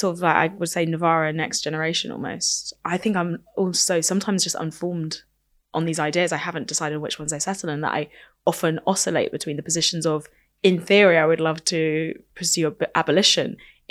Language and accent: English; United Kingdom; As a Welsh border person